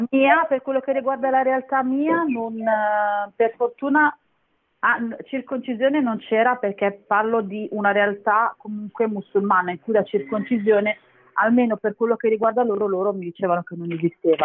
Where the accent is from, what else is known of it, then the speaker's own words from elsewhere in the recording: Castellammare di Stabia, Campania, Italy; now in Milan, Italy; noi veniamo dalla provincia di Napoli, Castellammare